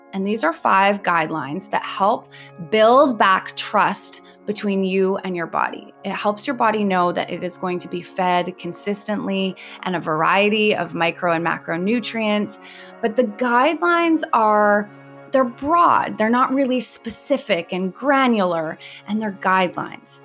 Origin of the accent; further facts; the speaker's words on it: Vancouver, British Columbia, Canada; I grew up in Vancouver, B C, and I had a very quote unquote normal upbringing.